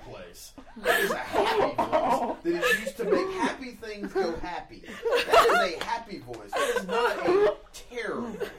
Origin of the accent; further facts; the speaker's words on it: the South, United States; I am a man from the South.